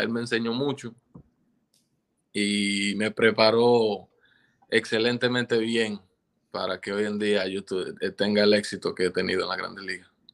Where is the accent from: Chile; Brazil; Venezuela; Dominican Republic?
Dominican Republic